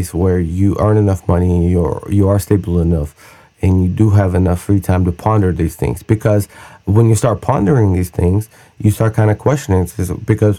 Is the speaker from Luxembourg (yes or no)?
no; Russia; now in United States; I grew up in Russia.